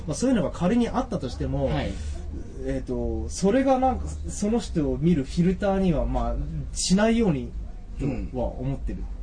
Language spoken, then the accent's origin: Japanese; Japan; 僕も日本で生まれ育ってしまってるんで